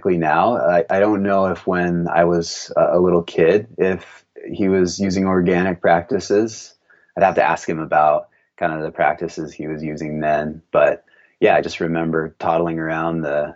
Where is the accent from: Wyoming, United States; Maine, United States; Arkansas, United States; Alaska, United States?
Wyoming, United States; Meeteetse; now in Montana, United States; So I grew up in Wyoming, just a little bit east of Yellowstone in a little town called Meteetse.